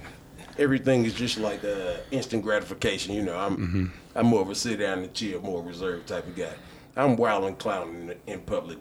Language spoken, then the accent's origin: English; St. Louis, Missouri, United States; Actually, it was beautiful. Tight-knit family, tight-knit neighborhood.